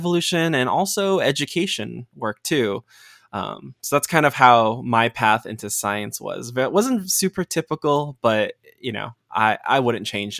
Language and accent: English; Los Angeles, California, United States; Growing up, I was born in the United States. My parents emigrated here from Bulacan, Valenzuela. And so, you know, when they got here, I grew up in Los Angeles.